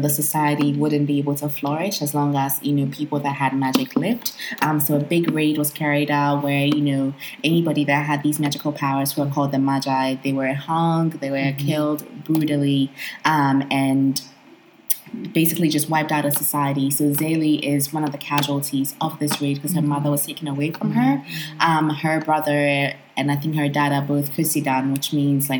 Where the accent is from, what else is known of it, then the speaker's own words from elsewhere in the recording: Ghana; as a Ghanaian African child